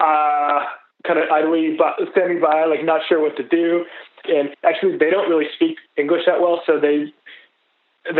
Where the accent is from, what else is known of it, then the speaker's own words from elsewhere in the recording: Boston, Massachusetts, United States; I'm from Boston, Massachusetts